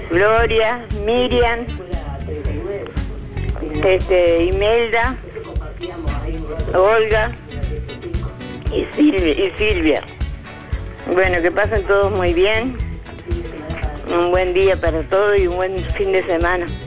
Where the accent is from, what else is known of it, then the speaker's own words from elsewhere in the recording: José Enrique Rodó, Soriano, Uruguay; moved away as an adult; now in Juan Lacaze, Uruguay; yo vine a los 20 años acá con la casa, yo soy de Rodó, departamento soberano